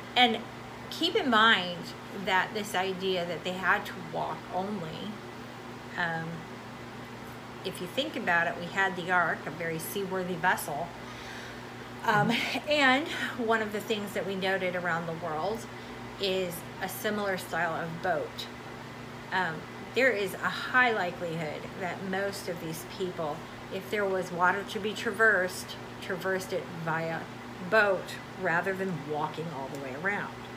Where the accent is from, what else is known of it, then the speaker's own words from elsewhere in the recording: United States; moved away as an adult; now in Brazil; as an American